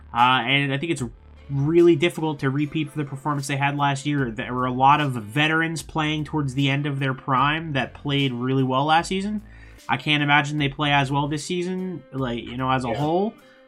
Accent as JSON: {"language": "English", "region": "New York", "country": "United States", "tie": "born or raised there", "said": "born and raised in New York."}